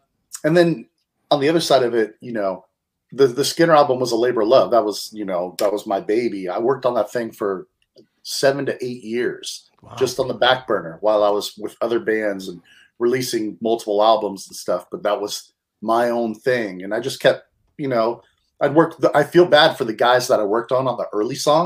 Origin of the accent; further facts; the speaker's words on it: Bay Area, California, United States; growing up in the Bay Area